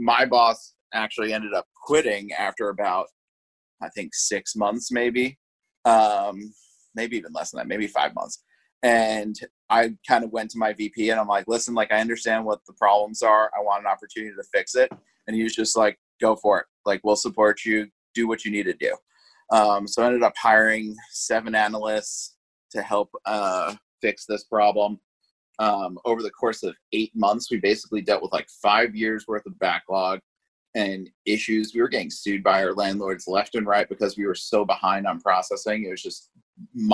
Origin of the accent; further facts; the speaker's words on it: Hewlett, New York, United States; moved away as an adult; also born or lived in Indianapolis; now in Los Angeles, United States; I grew up in Hewlett, New York, which is in Long Island